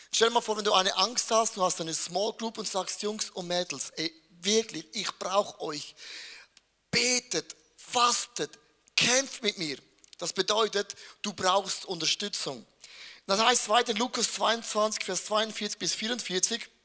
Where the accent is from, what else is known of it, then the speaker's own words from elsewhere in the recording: Switzerland; ich bin als ein Schweizer